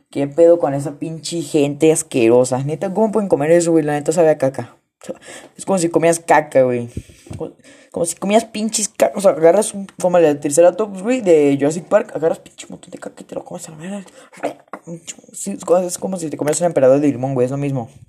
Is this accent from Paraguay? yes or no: yes; Paraguay; Soy paraguayo. Vivo en Paraguay. Vivo en una bandera la cual se parece a la de Holanda.